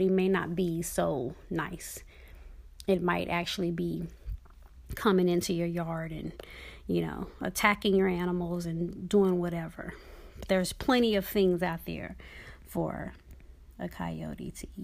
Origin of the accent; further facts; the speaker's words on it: Dallas, Texas, United States; moved away; a child and teenager growing up in Dallas, Texas